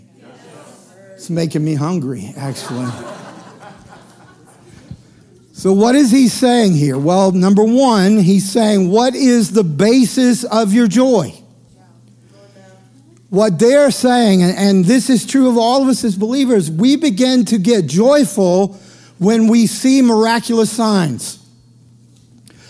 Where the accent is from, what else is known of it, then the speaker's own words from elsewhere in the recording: the South, United States; I grew up in the South.